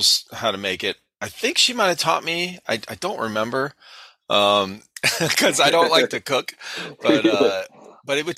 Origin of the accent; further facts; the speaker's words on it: Cleveland, Ohio, United States; now in South Carolina, United States; we grew up in Ohio, in Cleveland, Ohio